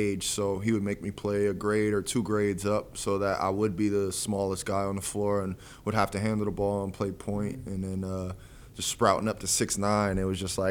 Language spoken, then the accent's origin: English; North Bergen, New Jersey, United States; I grew up in North Bergen in Fairview, which is about 15 minutes right down the road from Jersey City.